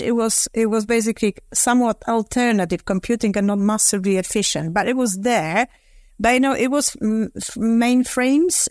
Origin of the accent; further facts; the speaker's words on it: Poland; moved away as an adult; now in London, United Kingdom; I was born in Poland, sort of in the midst of the communism